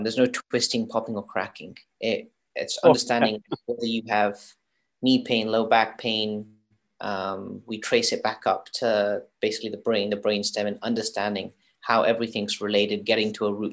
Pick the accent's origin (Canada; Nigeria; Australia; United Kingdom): United Kingdom; London; also born or lived in Florida, United States; now in San Diego, United States; I was born in Florida, raised in London, traveled the world and like obviously experienced different things, and chose to finally settle down in California